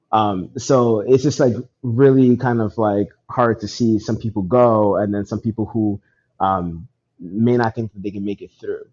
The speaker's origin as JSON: {"language": "English", "country": "Nigeria", "said": "I'm Nigerian"}